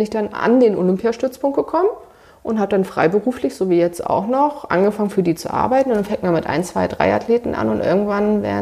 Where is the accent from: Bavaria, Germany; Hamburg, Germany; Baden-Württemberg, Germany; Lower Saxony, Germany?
Hamburg, Germany; also born or lived in Göttingen; Naja, also ich komme aus Hamburg, habe damals Leistungssport gemacht und so ein paar alte Kontakte hatte man noch.